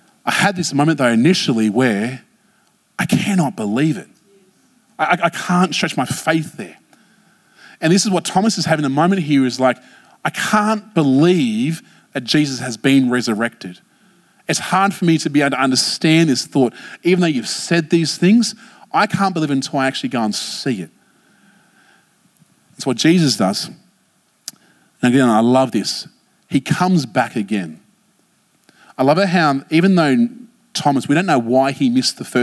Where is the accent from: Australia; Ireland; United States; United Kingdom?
Australia; Blacktown, New South Wales; I grew up in Blacktown